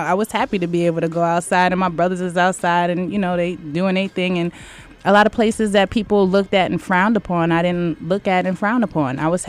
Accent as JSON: {"language": "English", "town": "Poughkeepsie", "region": "New York", "country": "United States", "said": "I'm from Poughkeepsie."}